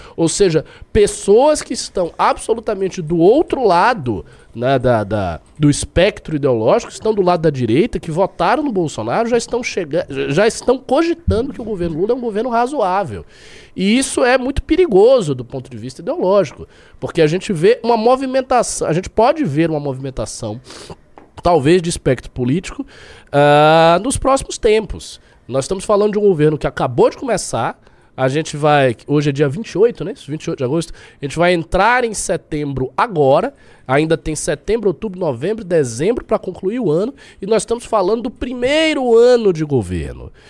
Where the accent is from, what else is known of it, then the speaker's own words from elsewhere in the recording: Bahia, Brazil; eu que sou baiano